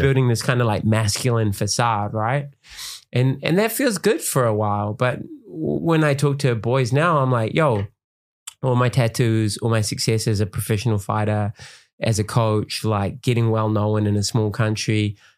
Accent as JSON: {"language": "English", "region": "Auckland", "country": "New Zealand", "tie": "born or raised there", "said": "I grew up in West Auckland"}